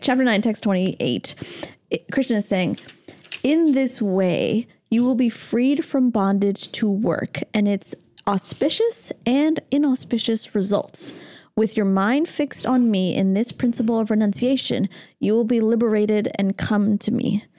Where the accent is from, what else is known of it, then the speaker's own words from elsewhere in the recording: Toronto, Ontario, Canada; Toronto, my hometown